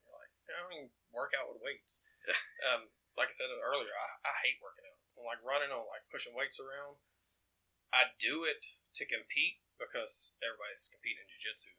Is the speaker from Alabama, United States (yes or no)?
yes; Oakman, Alabama, United States; also born or lived in Mississippi; I grew up in the South, Mississippi, Alabama, the Bible Belt. I mean, Oakman has 900 people and like 17 churches, one red light.